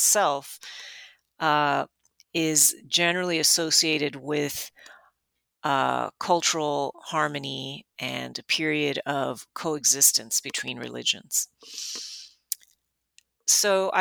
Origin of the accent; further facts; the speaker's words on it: Miami, Florida, United States; I grew up in Miami